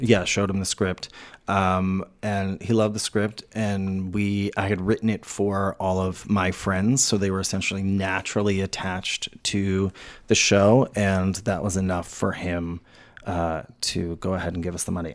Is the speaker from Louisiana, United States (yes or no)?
yes; New Orleans, Louisiana, United States; moved away; I grew up in New Orleans